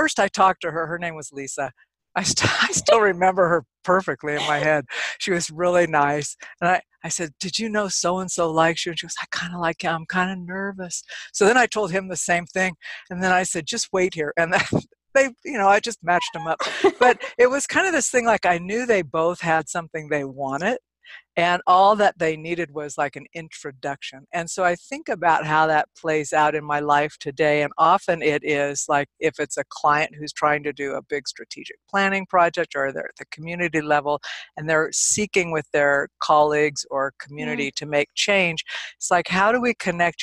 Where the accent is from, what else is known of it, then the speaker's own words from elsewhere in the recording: California, United States; moved away as an adult; now in Nevada, United States; I'm actually from California. I came here many, many years ago, a few decades ago